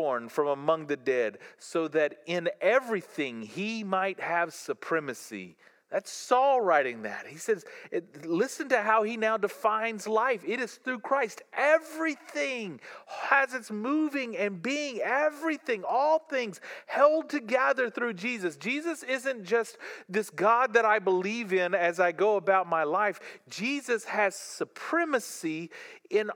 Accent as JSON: {"language": "English", "region": "the South", "country": "United States", "tie": "born or raised there", "said": "I grew up in the South"}